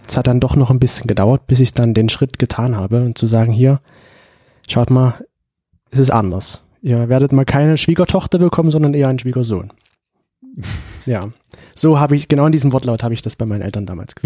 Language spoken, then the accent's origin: German; Leipzig, Saxony, Germany; now in Dresden, Germany; ich bin ja in Leipzig aufgewachsen, habe da auch gewohnt lange Zeit